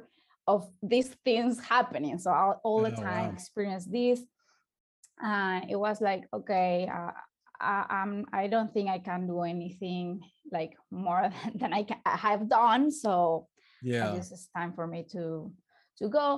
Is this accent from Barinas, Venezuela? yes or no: yes; Barinas, Venezuela; English is a second language; moved away as an adult; also born or lived in Caracas, Venezuela; now in Santiago, Chile; I lived in Venezuela. I was born in Barinas.